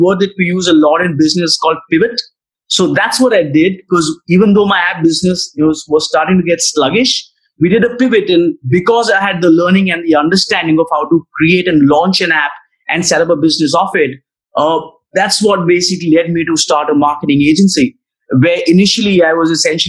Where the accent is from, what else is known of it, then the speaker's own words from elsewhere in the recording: New Delhi, Delhi, India; I'm from New Delhi, which is the capital of India